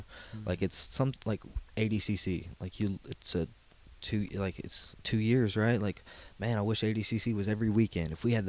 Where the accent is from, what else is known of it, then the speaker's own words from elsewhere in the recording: Texas, United States; I'm from Texas.